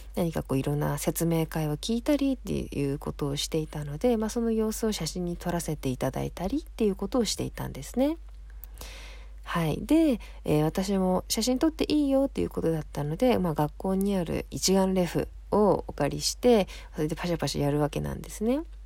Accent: Kanto, Japan; moved away as an adult; now in Tohoku, Japan; うき先生も私も、もともとね、出身は関東の方なんですけれども

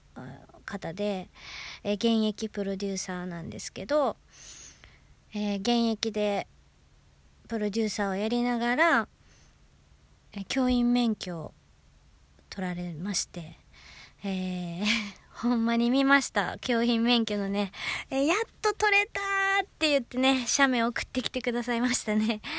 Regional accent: Osaka, Japan; accent: Osaka dialect; 私大阪出身で

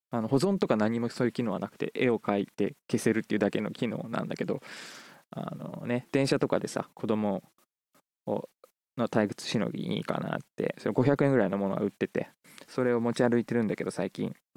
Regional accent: Tama, Tokyo, Japan; 僕が生まれ育ったね地元、えーと、京王線の成績桜ヶ丘

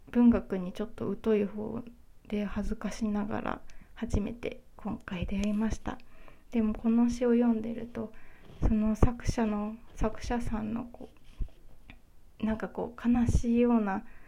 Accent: Kyushu, Japan; now in Honshu, Japan; 九州出身なんですけれども

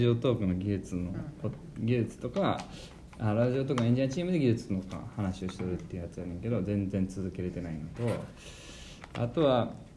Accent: Osaka, Japan; 俺は大阪出身

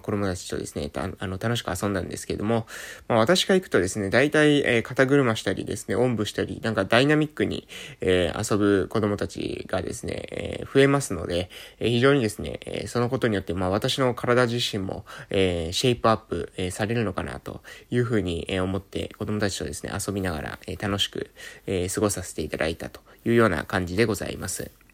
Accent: Japan; 今出身の、えー、村に住んでます

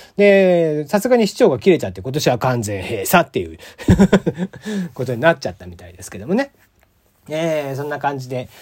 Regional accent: Kagoshima, Japan; moved away; 僕の地元、鹿児島

